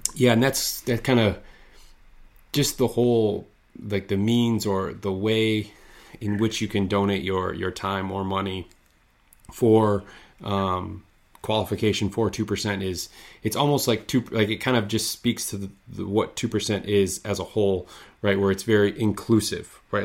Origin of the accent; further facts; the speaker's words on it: Midwest, United States; I grew up skiing here in the Midwest